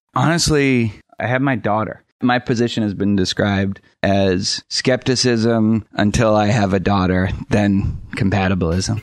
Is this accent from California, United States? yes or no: no; Boston, Massachusetts, United States; I grew up in Boston